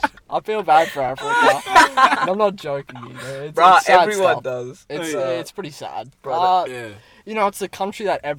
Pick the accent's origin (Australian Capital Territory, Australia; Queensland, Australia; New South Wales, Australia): Queensland, Australia; Brisbane; I turn 17. A little one. I'm from Brisbane. Nothing too special, mate. South Central.